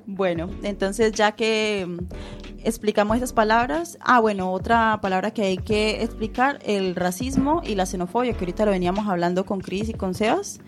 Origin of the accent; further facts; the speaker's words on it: Colombia; now in A Coruña, Spain; nosotros nos criamos en Colombia